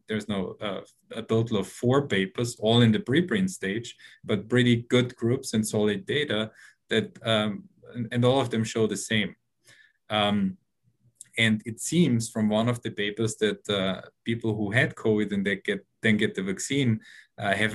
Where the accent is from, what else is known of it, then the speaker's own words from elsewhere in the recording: Austria; now in New York, United States; I'm originally from Austria